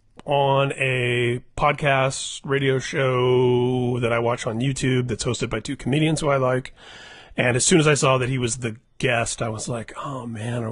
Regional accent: Indiana, United States; both of us having been born and bred in Indiana

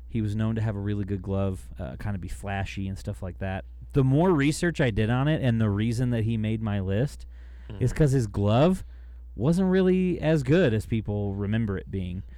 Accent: United States; I'm American

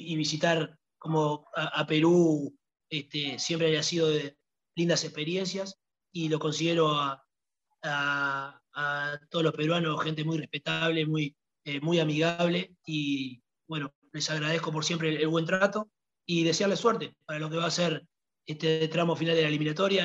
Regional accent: Uruguay; also born or lived in Italy

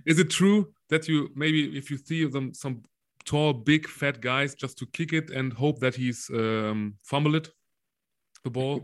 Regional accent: Solingen, North Rhine-Westphalia, Germany; playing for for solingen for for my hometown

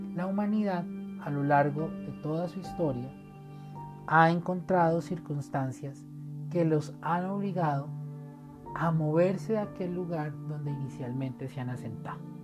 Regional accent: Colombia; como colombianos

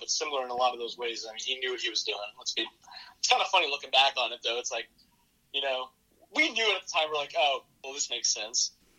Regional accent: Dallas, Pennsylvania, United States; Dude, Dallas, Pennsylvania. So funny historical fact. Supposedly from, you know, what I've read in my town's history, Dallas, Pennsylvania was established technically before Dallas, Texas.

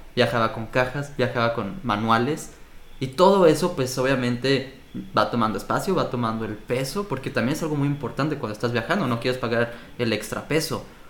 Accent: Mexico; now in Montreal, Canada; Como mexicano, niño mexicano

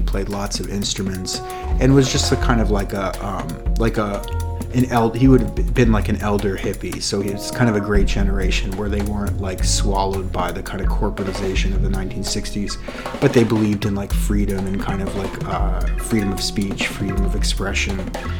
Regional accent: Brookline, Massachusetts, United States; I grew up in Brookline.

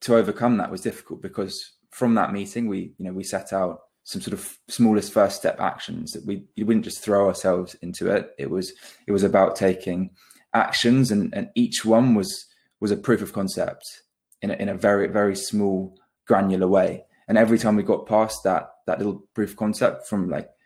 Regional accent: Devon, South West England, United Kingdom; we're both originally from the Southwest, born in Devon.

